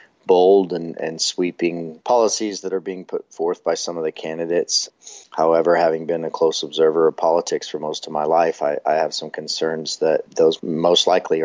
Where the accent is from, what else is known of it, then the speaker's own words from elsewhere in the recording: Texas, United States; also born or lived in northeastern New Mexico / Oklahoma; now in Oklahoma City, United States; I'm originally from Texas and went to high school in northeastern New Mexico and have called Oklahoma home for nearly 10 years now.